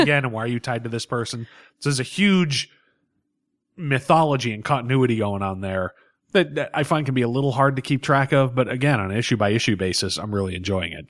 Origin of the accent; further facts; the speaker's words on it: New England, United States; We were born and bred in New England.